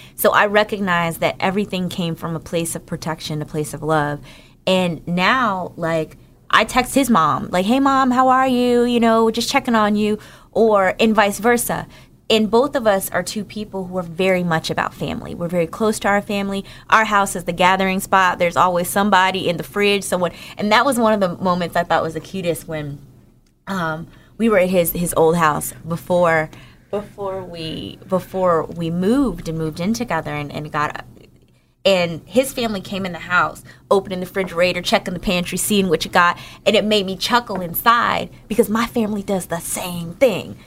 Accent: Newark, New Jersey, United States; moved away; I'm from New Jer, from Newark, New Jersey

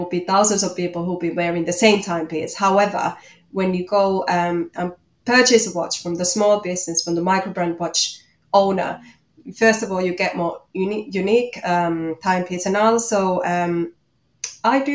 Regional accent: Finland; English is a second language; moved away as an adult; also born or lived in Manchester, United Kingdom; now in Australia; you might hear from my accent that I'm from Finland

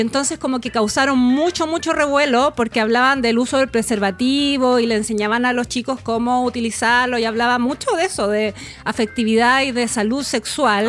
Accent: Chile; Somos buenos los chilenos para el fin de semana largo.

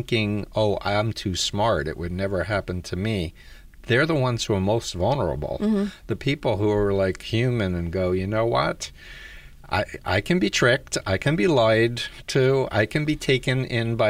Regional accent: New York City, New York, United States; I grew up 1.3 miles from Donald Trump, the other side of Union Turnpike in Jamaica Estates

